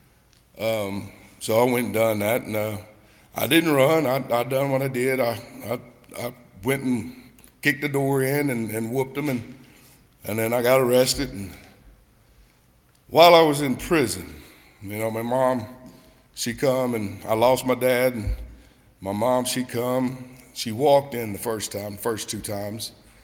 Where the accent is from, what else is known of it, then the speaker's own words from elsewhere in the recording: Knoxville, Tennessee, United States; I grew up in Knoxville, Tennessee